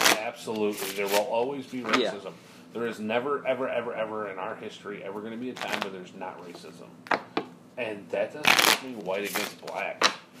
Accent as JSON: {"language": "English", "town": "Detroit", "region": "Michigan", "country": "United States", "tie": "born or raised there", "also_born_or_lived": "Taylor, Michigan", "said": "I grew up in Southwest Detroit."}